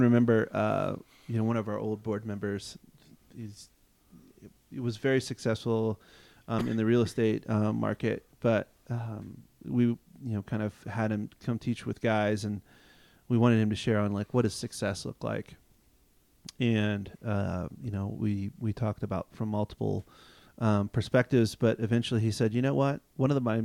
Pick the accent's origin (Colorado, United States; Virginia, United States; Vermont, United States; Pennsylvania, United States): Virginia, United States; Loudoun County; growing up in Loudoun County, Virginia